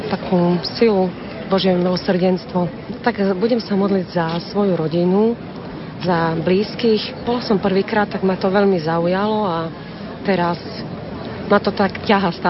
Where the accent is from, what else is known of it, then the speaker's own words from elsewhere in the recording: Kurima, Prešov Region, Slovakia; My sme z Kurímy, farnosť Kuríma.